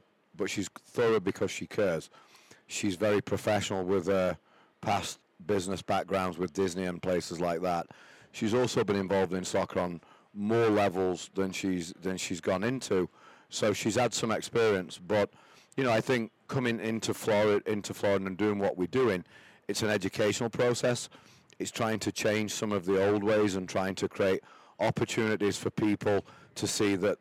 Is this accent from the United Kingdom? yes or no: yes; Doncaster, Yorkshire and the Humber, United Kingdom; moved away as an adult; also born or lived in Charlotte, North Carolina / Austin, Texas / Dallas, Texas; now in Jacksonville, United States; I came here from England, Doncaster, England, coal mining area. My family, coal miners